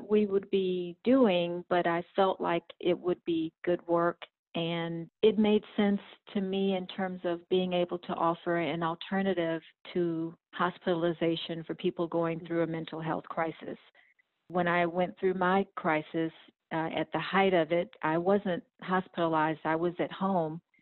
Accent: Houston, Texas, United States; I'm from Houston, Texas, and I work as respite team lead at a peer-run crisis respite here in Houston

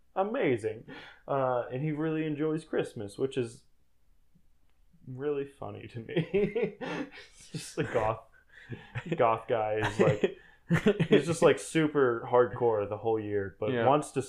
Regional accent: United States; As an American, I guess.

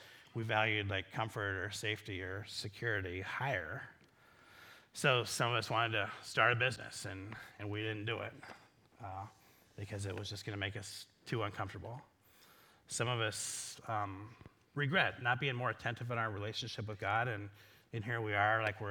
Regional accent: Iowa, United States; I'm from Iowa

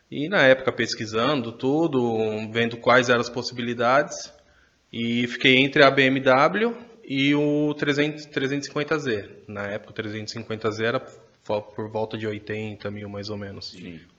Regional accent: São Paulo, Brazil; now in Minas Gerais, Brazil; E sou de Minas, sou natural de São Paulo, tô morando em Minas, que é por conta de trabalho, já faz desde 2007 para lá.

